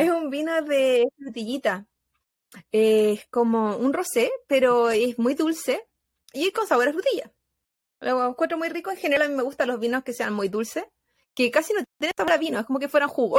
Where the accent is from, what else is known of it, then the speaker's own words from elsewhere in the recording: Chile; moved away; como chilena